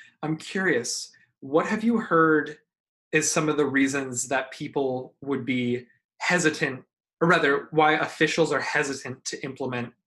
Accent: Pennsylvania, United States; moved away; I'm originally from Pennsylvania, and that's where I'll be voting this election

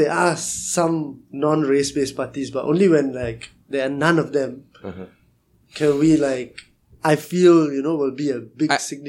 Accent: Malaysia; we are from Malaysia.

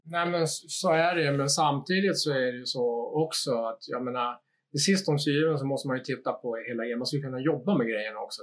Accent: Stockholm, Stockholm County, Sweden; moved away as an adult; now in Umeå, Sweden; jag kommer ursprungligen från Stockholm

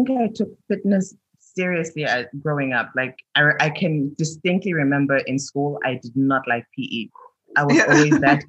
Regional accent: Lusaka, Lusaka Province, Zambia; also born or lived in Mozambique; I'm from Zambia. I was born in Mozambique, in Maputo, raised across Southern Africa. Settled in Zambia, in Lusaka.

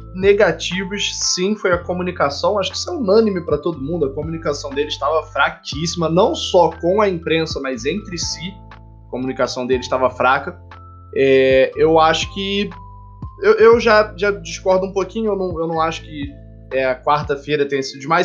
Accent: Petrópolis, Rio de Janeiro, Brazil; Aqui em Petrópolis, a gente fica visitando o Museu Imperial uma vez por ano na escola

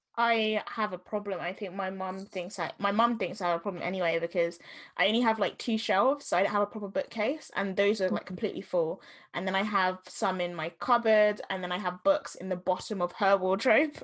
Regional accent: Jamaica; what I'm gonna experience as a Jamaican person

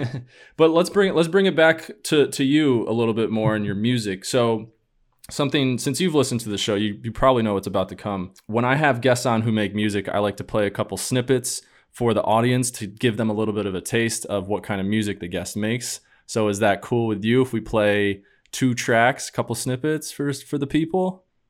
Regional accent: upstate New York, United States; now in Boston, United States; I know I told you that I live in Boston, but I'm from New York as well. Not the city

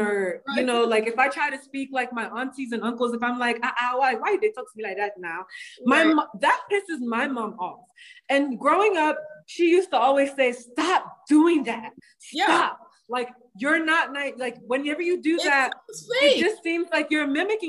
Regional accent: United States; accent: American; I was born and raised in America. Yes, I have an American accent

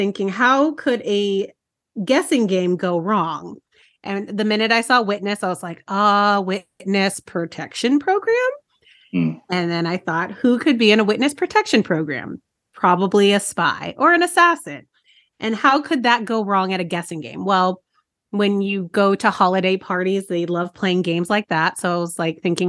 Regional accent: Southern California, United States; I'm from Southern California, and I live in predominantly white areas

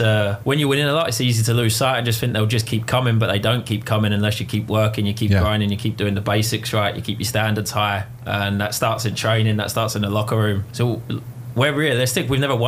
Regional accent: Essex, East of England, United Kingdom; moved away as an adult; now in Erie, United States; I'm originally from Essex in England

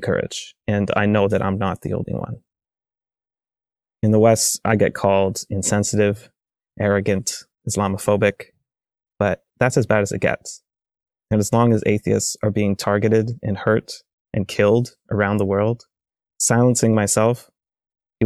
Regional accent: Canada; I'm an atheist from Canada.

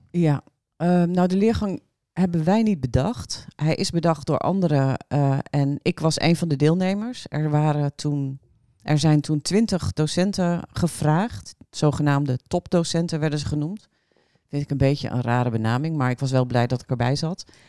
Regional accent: Drenthe, Netherlands; moved away as an adult; also born or lived in Groningen; Eigenlijk kom ik uit Drenthe, maar vanaf mijn negentiende kom ik uit Groningen.

